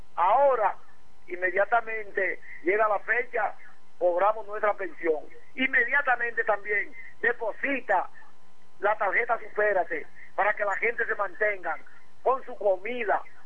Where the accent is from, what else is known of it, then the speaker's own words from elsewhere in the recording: Dominican Republic; todos nosotros los dominicanos